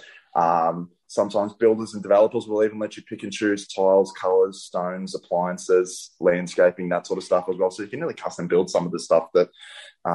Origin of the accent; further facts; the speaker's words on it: Shepparton, Victoria, Australia; moved away as an adult; I'm originally from Shepparton